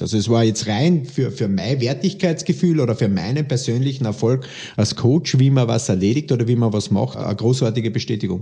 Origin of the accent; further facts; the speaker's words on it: Austria; bei uns in Österreich